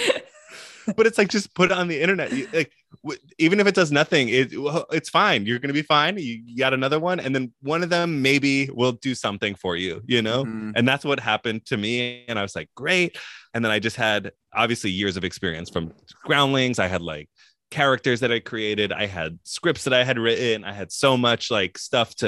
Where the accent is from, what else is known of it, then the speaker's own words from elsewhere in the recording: New York, United States; moved away as an adult; also born or lived in Los Angeles; now in North Carolina, United States; I'm from New York